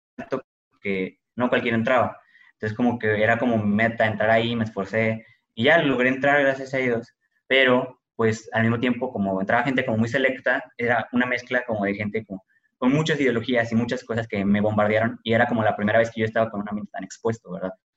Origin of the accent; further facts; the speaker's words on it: Monterrey, Nuevo León, Mexico; como cualquier familia mexicana, regiomontana, promedio